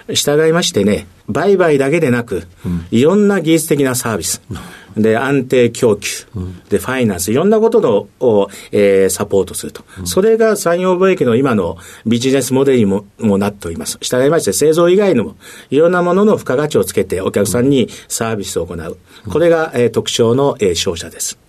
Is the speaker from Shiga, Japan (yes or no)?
no; Higashimurayama, Tokyo, Japan; 出身はですね、東京になります。